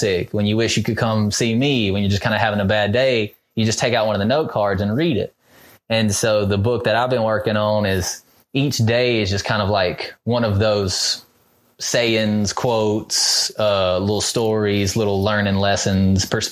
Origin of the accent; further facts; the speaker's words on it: Mississippi, United States; we're from Mississippi